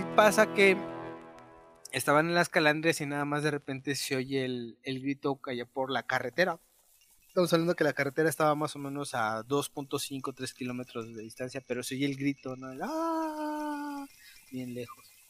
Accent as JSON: {"language": "Spanish", "town": "Dolores Hidalgo", "region": "Guanajuato", "country": "Mexico", "said": "Yo vivo, yo soy de Guanajuato, en Dolores Hidalgo"}